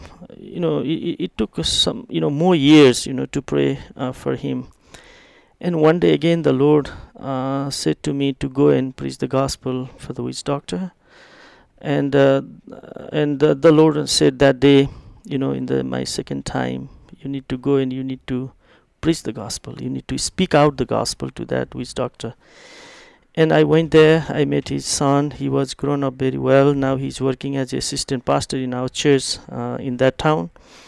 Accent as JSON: {"language": "English", "region": "East Nepal", "country": "Nepal", "tie": "born or raised there", "second_language": "English", "said": "I did it from Kathmandu to my hometown in East Nepal."}